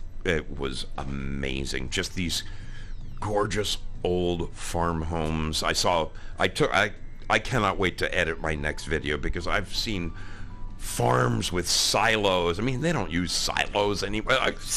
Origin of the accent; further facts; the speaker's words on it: New Jersey, United States; moved away; also born or lived in Oregon; I grew up in Jersey, okay?